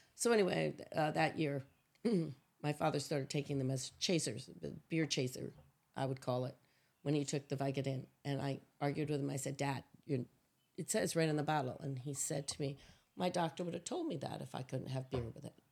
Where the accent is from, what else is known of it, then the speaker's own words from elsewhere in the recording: Catskills, New York, United States; I grew up in a little town called Springland, New York